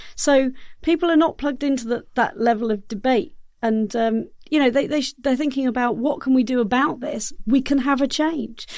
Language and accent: English; South Oxfordshire, South East England, United Kingdom; Area where I grew up in South Oxfordshire, quite rural